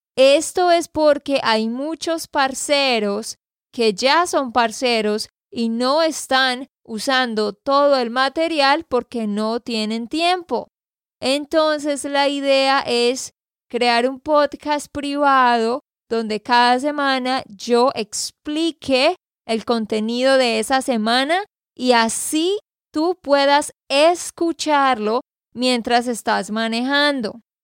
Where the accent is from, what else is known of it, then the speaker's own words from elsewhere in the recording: Santander, Colombia; de Santander, Colombia